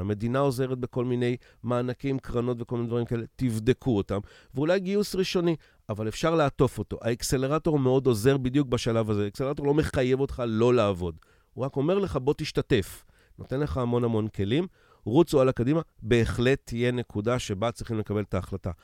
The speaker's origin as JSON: {"language": "Hebrew", "country": "Israel", "said": "אני ישראלי"}